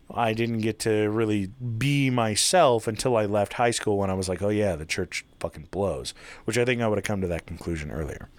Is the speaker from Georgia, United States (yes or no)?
no; Utah, United States; also born or lived in Taylorsville, Utah; that's where I was born and raised until I was seven and then moved to small town shithole Utah